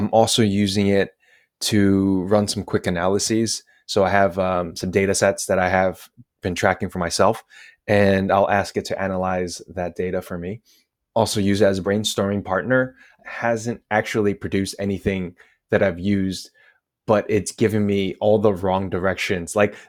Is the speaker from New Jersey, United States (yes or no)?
yes; New Jersey, United States; moved away as an adult; also born or lived in China; now in Lisbon, Portugal; I'm from New Jersey, I should also add. So I'm extra arrogant.